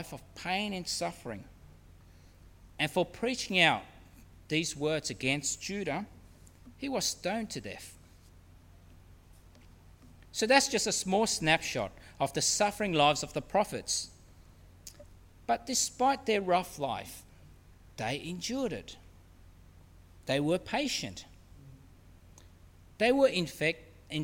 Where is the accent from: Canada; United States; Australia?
Australia; being Australian